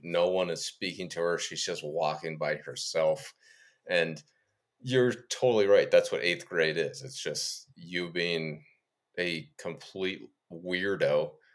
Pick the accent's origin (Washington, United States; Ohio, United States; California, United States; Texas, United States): Ohio, United States; Me growing up in Ohio